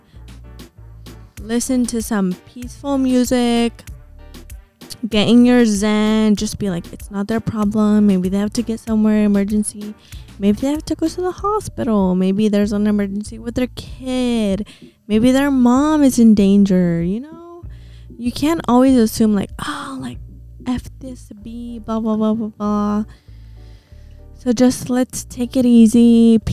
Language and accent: English; Orange County, California, United States; We're from OC